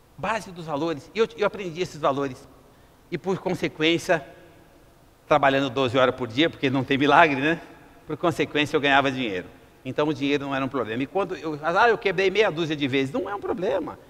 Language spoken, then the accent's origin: Portuguese; Brazil; Nós somos brasileiros